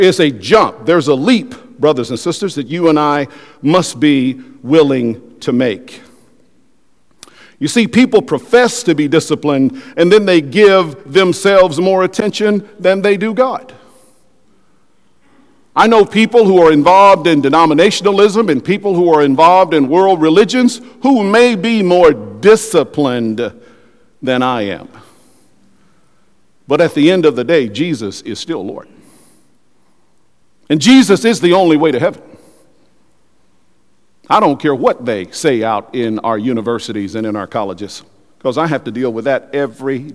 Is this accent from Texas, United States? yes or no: yes; West Texas, United States; I grew up in West Texas